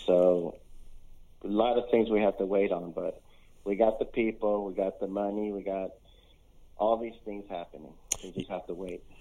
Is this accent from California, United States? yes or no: yes; Los Angeles, California, United States; moved away as an adult; now in Charlotte, United States; I'm originally from Los Angeles, and I moved to Charlotte